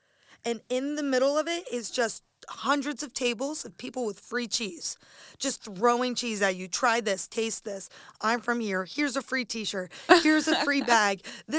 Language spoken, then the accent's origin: English; Bethlehem, Pennsylvania, United States; I actually grew up in Bethlehem.